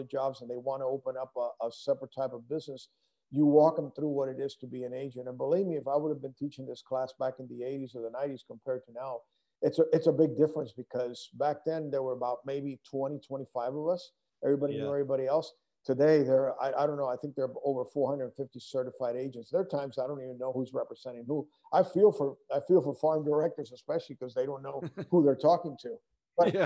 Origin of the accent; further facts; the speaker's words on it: Puerto Rico; moved away; also born or lived in Denver; I grew up in Puerto Rico and represented Puerto Rico in some international amateur tournaments